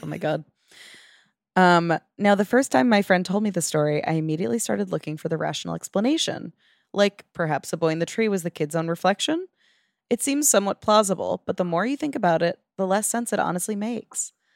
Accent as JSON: {"language": "English", "region": "New York", "country": "United States", "said": "as a New Yorker"}